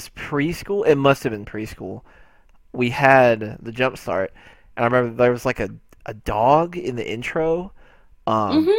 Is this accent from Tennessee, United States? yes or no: no; Texas, United States; I'm from Texas. I still live in Texas